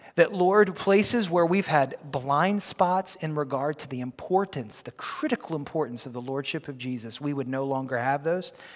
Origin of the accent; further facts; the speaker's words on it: United States; we are kingdom people before we are American people